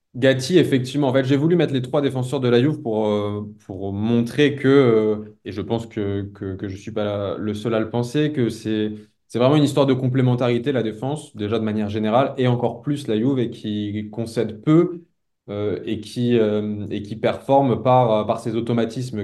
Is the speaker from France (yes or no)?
yes; France; en tant que Français